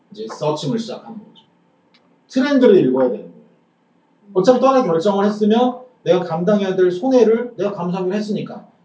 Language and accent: Korean; South Korea; 지금 내가 대한민국에서